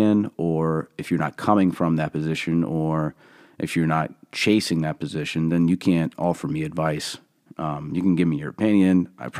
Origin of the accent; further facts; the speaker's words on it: Allentown, Pennsylvania, United States; I was born and raised in Allentown, PA, and, you know, I have been given a set of lenses, that are pretty unique, I think.